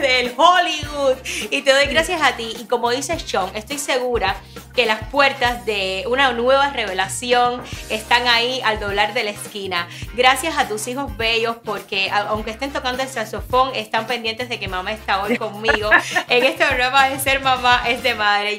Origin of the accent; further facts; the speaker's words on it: Ranchuelo, Villa Clara, Cuba; moved away; yo soy de Ranchuelo